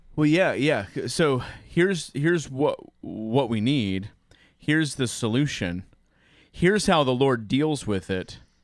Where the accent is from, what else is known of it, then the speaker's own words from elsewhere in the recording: United States; a boring white man from the United States